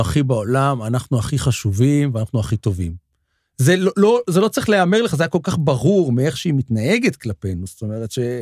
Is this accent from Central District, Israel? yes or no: yes; Petah Tikva, Central District, Israel; גדלנו, גדלנו בפתח תקווה